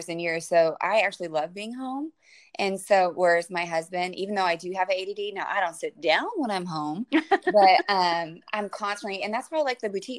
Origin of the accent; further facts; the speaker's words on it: Detroit, Michigan, United States; I grew up in Detroit, in the heart of Detroit